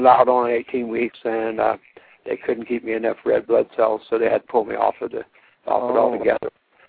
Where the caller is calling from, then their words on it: Ohio, United States; I'm calling from Ohio.